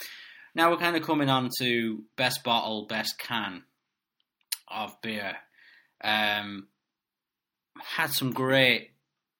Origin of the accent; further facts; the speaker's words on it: Ireland; I'm Irish